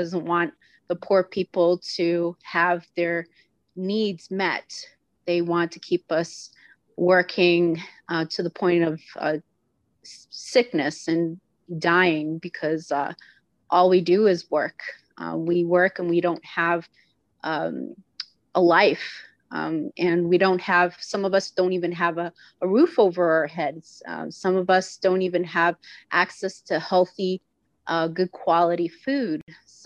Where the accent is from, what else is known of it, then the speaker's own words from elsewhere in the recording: East Coast, United States; now in Metro Detroit, Michigan, United States; I'm originally from the East Coast